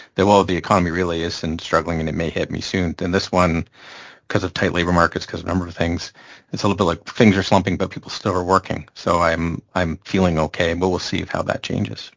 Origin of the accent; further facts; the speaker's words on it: Canada; from a Canadian perspective